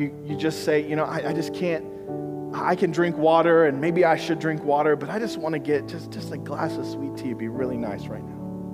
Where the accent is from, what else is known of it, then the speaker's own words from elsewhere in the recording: Missouri, United States; moved away; I'm from Missouri